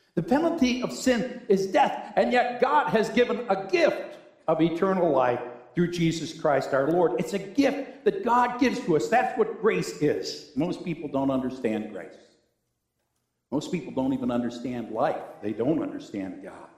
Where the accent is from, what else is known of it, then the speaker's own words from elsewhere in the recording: Cheektowaga, New York, United States; I grew up in a church in Snyder, New York. I was from Cheektowaga